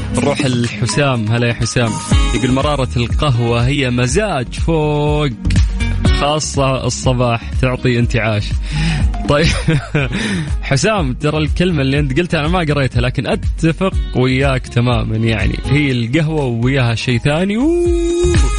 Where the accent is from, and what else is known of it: Saudi Arabia